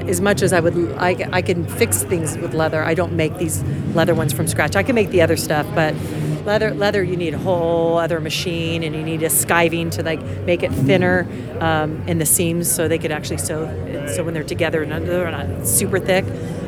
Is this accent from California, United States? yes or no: yes; Los Angeles, California, United States; From LA. Yeah, that's my hometown.